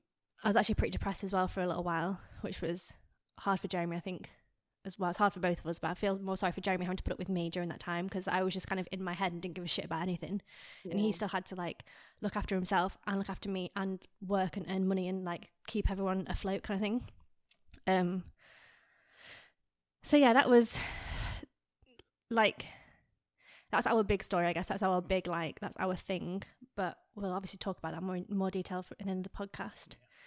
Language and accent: English; England, United Kingdom; now in France; I was like, no, I'm from England. He's from France. We met in Australia.